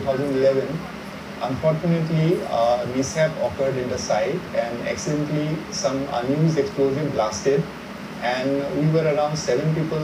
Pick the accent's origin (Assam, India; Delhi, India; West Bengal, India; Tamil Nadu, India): Assam, India; Guwahati; moved away as an adult; also born or lived in Dhanbad / Chhattisgarh / Nagpur / Odisha; I am born and brought up in Guwahati.